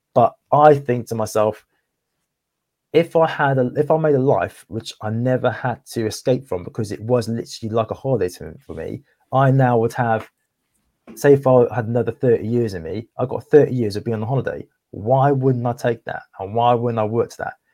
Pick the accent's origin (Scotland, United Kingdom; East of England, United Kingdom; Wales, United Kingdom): Wales, United Kingdom; Cardiff; moved away; also born or lived in Essex; 'cause I'm actually from Cardiff, like, originally, um, well, I was born in Cardiff, and I moved over to Essex